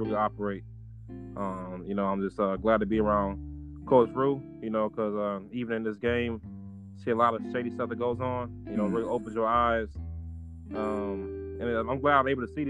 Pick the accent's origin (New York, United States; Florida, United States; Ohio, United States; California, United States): Florida, United States; Miami; moved away; also born or lived in North Carolina / Chicago; I'm from Miami, Florida, you know, but I moved up to North Carolina, and then I moved from Chicago from North Carolina for about 8 years